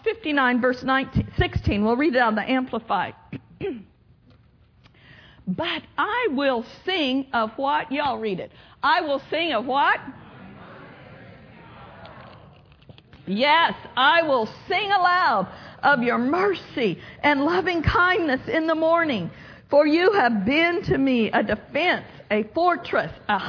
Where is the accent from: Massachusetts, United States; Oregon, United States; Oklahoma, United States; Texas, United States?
Oklahoma, United States; moved away; I grew up in Oklahoma. Can you tell? Still a little bit of an accent. But I grew up on a farm in Oklahoma